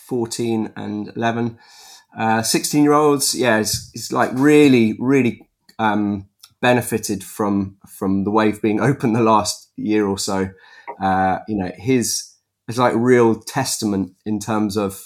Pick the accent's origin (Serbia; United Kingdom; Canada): United Kingdom; Epsom, South East England; I was born in Epsom in Surrey.